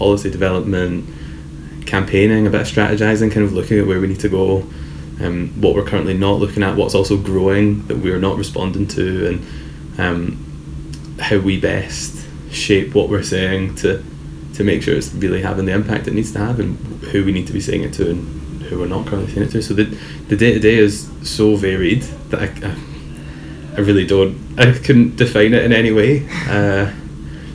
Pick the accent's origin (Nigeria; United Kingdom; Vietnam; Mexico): United Kingdom; Paisley, Scotland; I'm from Paisley and my entire family's from Middlesbrough